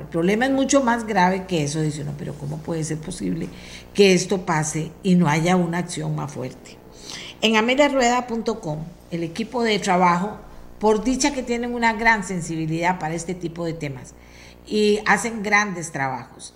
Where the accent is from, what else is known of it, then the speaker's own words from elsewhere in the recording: Costa Rica; todos como comunidad costarricense